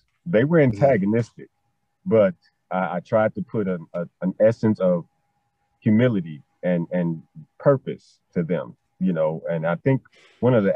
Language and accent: English; Chicago, Illinois, United States; I am from Chicago, born and raised